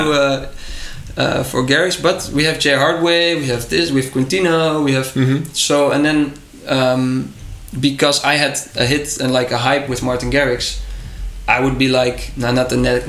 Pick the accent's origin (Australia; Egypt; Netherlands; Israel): Netherlands; Drunen, North Brabant; in Drunen, my hometown